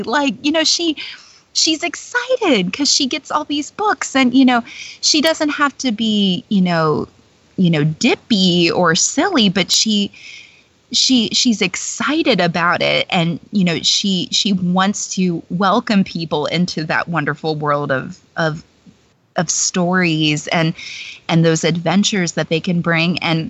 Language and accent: English; Georgia, United States; I'm from Georgia.